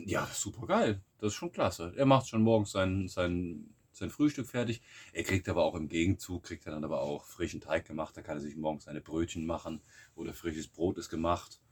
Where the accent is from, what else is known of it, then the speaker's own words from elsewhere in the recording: Germany; moved away as an adult; now in Bulgaria; wir hier die Deutschen